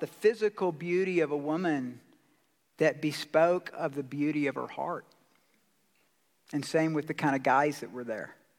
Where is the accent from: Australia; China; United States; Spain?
United States; Georgia; now in Colorado Springs, United States; I'm from Georgia.